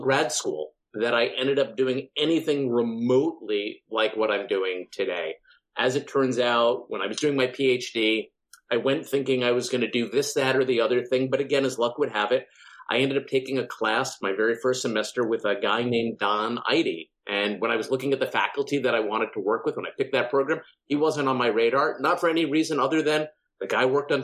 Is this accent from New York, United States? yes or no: yes; Long Island, New York, United States; I grew up on Long Island in, you know, a fairly affluent kind of suburban community